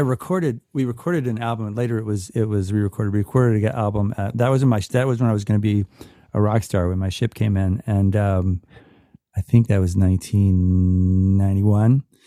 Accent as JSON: {"language": "English", "town": "Atlanta", "region": "Georgia", "country": "United States", "tie": "born or raised there", "also_born_or_lived": "Virginia", "said": "I was born in Virginia, but I grew up in Atlanta"}